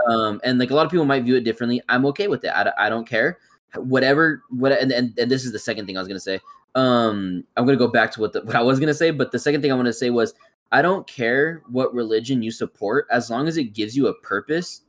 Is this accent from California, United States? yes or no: yes; California, United States; I was born and raised in California